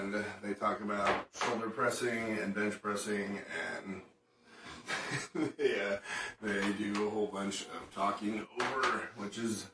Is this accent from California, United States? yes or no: no; Chicago, Illinois, United States; I grew up in Chicago